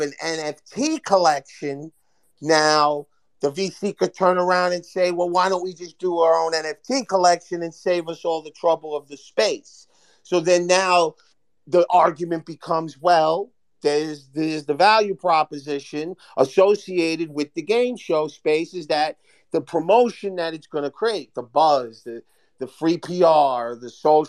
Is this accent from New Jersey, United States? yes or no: yes; Hoboken, New Jersey, United States; I'm from Hoboken